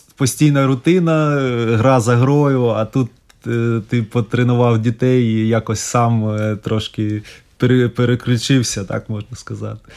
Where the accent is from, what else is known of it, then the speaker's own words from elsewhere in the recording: Ukraine; moved away as an adult; now in Riga, Latvia; нас всіх українців